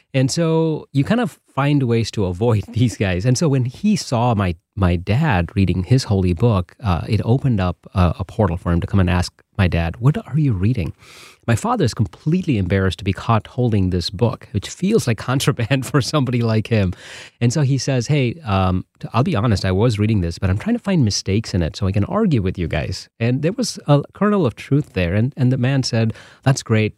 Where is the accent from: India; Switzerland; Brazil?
India; Bangalore, Karnataka; now in Holland, Michigan, United States; I'm from Bangalore